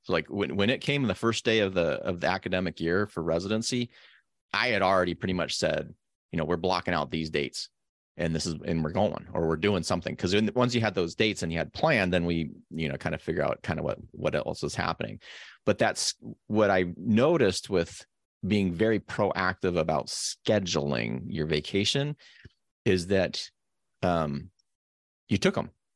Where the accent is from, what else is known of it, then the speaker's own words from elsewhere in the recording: Carson City, Nevada, United States; I grew up in Carson City, Nevada